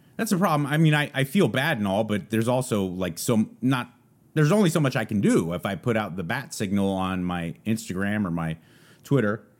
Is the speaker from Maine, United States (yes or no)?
no; San Gabriel Valley, California, United States; now in Texas, United States; I'm from the San Gabriel Valley